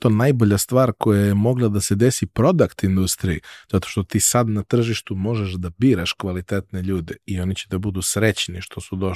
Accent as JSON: {"language": "Croatian", "country": "Serbia", "said": "mi smo Srbi ili nismo Srbi, ali smo odavde"}